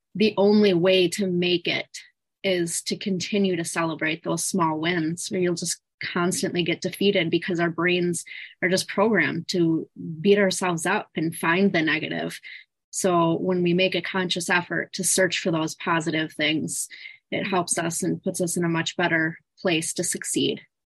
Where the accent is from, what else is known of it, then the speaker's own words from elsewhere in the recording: Wisconsin, United States; I'm from Wisconsin